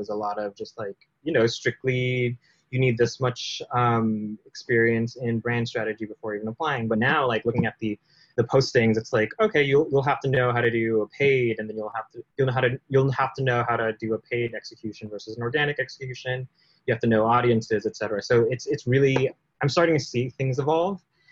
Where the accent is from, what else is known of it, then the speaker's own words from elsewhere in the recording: California, United States; I've been born and raised in California